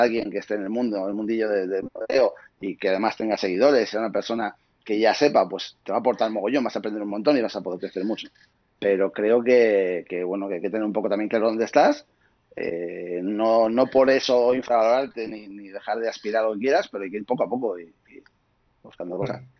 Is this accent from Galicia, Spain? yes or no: no; Asturias, Spain; moved away as an adult; now in Madrid, Spain; soy de Asturias, eh, viví hasta 25 años, me fui a vivir a Madrid